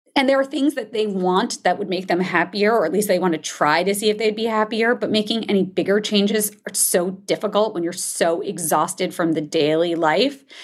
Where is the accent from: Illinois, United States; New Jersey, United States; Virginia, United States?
New Jersey, United States; I grew up in New Jersey